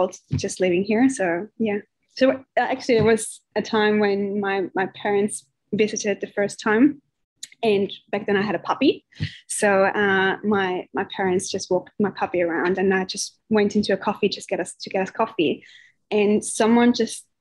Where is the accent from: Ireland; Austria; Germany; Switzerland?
Austria; moved away as an adult; also born or lived in Indonesia; now in Australia; I'm originally from Austria